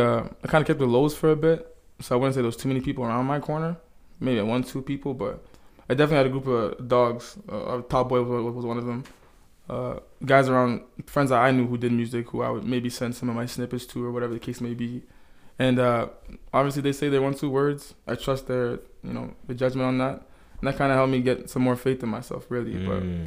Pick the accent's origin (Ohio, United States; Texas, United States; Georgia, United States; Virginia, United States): Texas, United States; Dallas; born there; I was born in Dallas, yeah.